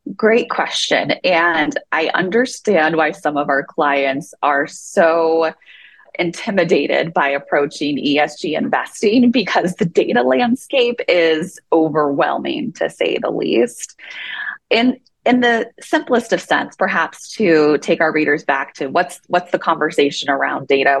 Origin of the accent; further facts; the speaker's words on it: Southern Illinois, United States; now in Utah, United States; I grew up in Southern Illinois and I grew up gardening